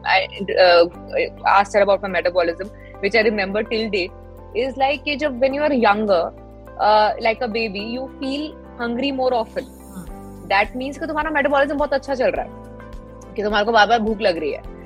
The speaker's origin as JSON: {"language": "Hindi", "region": "Delhi", "country": "India", "said": "मैं दिल्ली से हूँ"}